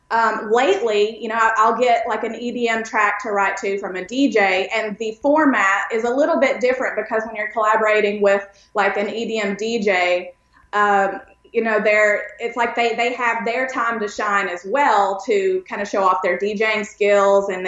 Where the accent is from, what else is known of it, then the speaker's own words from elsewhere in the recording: Pikeville, Kentucky, United States; also born or lived in East Tennessee; grew up in a very small um, rural town, I guess you could say, in East Tennessee and East Kentucky. I was born in Pikeville, Kentucky, which is kind of where Loretta Lynn is from, around that area.